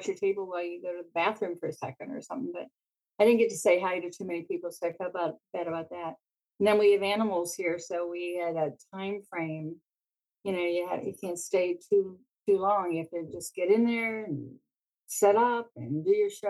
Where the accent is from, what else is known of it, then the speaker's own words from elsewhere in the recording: Pittsburgh, Pennsylvania, United States; moved away as an adult; now in Grand Rapids, United States; I was born and raised in Pittsburgh.